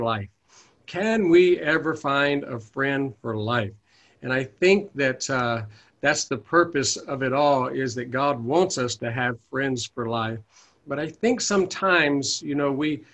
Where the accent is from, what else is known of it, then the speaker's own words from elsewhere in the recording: the Bible Belt, United States; now in Oakland area, United States; I was raised in the Bible Belt